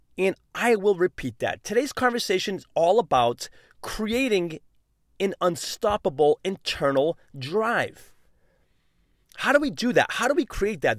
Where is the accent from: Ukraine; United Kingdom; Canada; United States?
United States; New England; I'm from New England